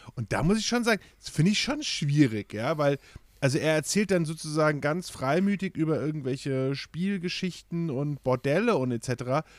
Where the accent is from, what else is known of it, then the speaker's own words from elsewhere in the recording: Kronberg im Taunus, Hesse, Germany; ich bin in Kronberg geboren